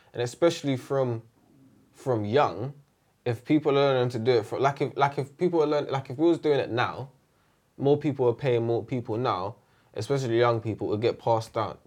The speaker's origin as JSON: {"language": "English", "region": "London", "country": "United Kingdom", "tie": "born or raised there", "said": "So that's where I grew up. I grew up in E C"}